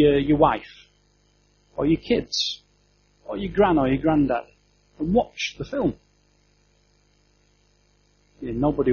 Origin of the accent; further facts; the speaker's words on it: Yorkshire and the Humber, United Kingdom; I'm a Yorkshireman